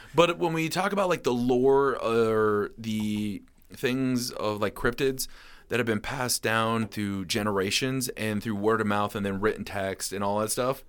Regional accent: Rutland, Vermont, United States; my hometown, Rutland

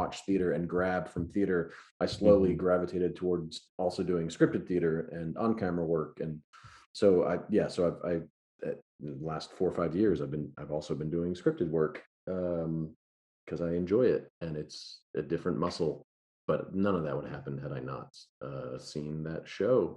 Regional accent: New York, United States; now in Austin, United States; I'm from New York

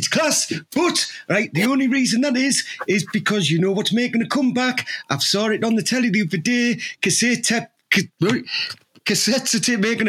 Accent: Teesside, North East England, United Kingdom; Well, I am from Teesside, aren't I? We are Teesside. We are proud.

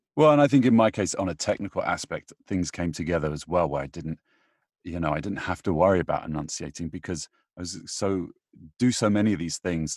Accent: United Kingdom; I'm British

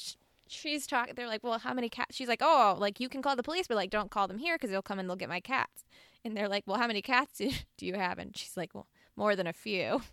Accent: the South, United States; I am from the South

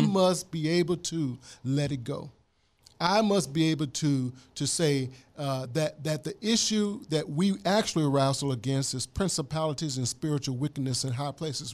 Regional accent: Mississippi, United States; I'm from Mississippi

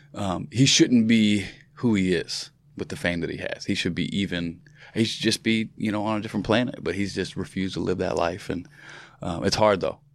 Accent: Virginia, United States; I'm from Virginia

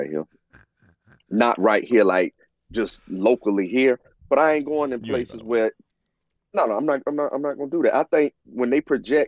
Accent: Jacksonville, Florida, United States; I'm from Moncrief

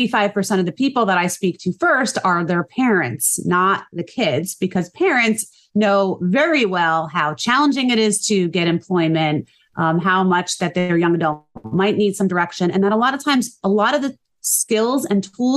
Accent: New Jersey, United States; also born or lived in St. Louis; I born and raised in New Jersey, raised my family here

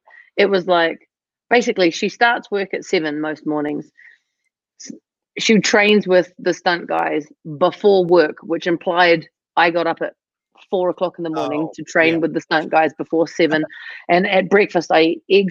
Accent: New Zealand; moved away; I'm from New Zealand

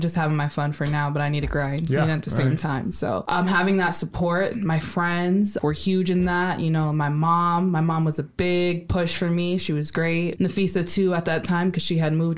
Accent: United States; I was born in America

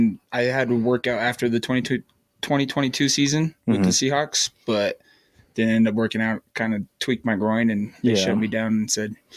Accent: Springville, Utah, United States; I'm from Springville, and I went to Springville High.

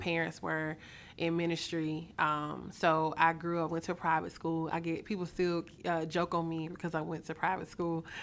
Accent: Mobile, Alabama, United States; moved away as an adult; now in Atlanta, United States; I'm originally from Mobile, Alabama

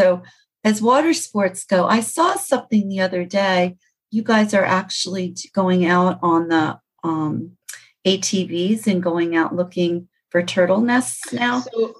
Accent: Maryland, United States; moved away as an adult; now in Florida, United States; That's about as long as I've been in Florida. I think it's going to be 12 years. And I'm from Maryland.

